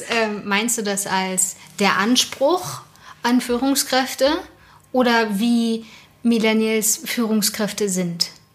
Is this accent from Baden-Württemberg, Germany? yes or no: no; Berlin, Germany; ich komme ja aus dem Osten Berlins